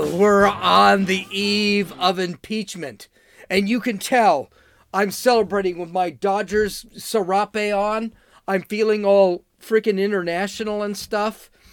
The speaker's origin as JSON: {"language": "English", "region": "California", "country": "United States", "said": "I'm from California"}